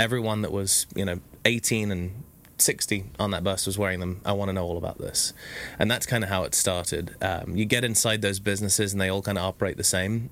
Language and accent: English; England, United Kingdom; now in Orange County, United States; being English